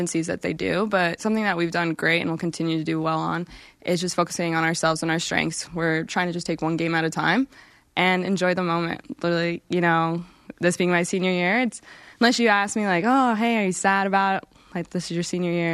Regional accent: Colorado, United States; moved away as an adult; now in Utah, United States; I'm from Colorado

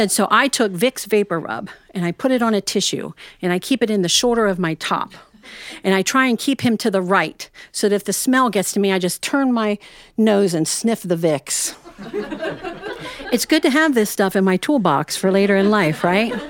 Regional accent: Ohio, United States

